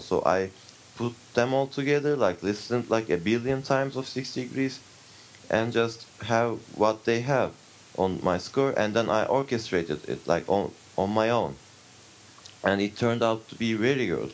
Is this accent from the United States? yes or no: no; Turkey; I come from Turkey